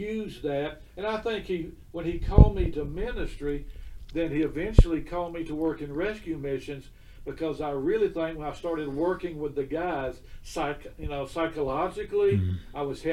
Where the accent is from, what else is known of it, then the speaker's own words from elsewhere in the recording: Pensacola, Florida, United States; moved away as an adult; now in Birmingham, United States; My wife and I both grew up in Pensacola